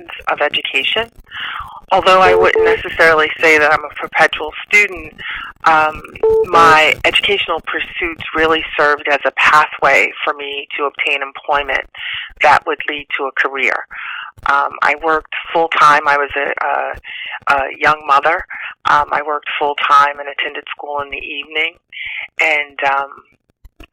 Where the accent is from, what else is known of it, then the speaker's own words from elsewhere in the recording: New Rochelle, New York, United States; I'm from Westchester County. I grew up in New Rochelle, New York.